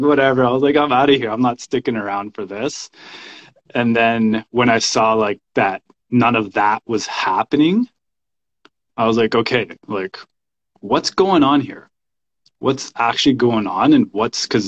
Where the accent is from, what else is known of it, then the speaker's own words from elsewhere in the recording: Canada; also born or lived in El Salvador; I was born in El Salvador. I grew up in Canada